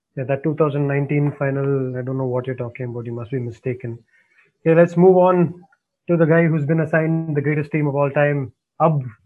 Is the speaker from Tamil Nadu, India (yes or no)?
yes; Chennai, Tamil Nadu, India; I'm from Chennai